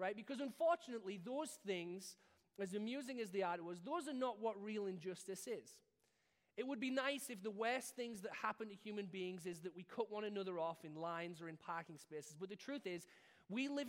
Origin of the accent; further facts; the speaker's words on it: United Kingdom; being British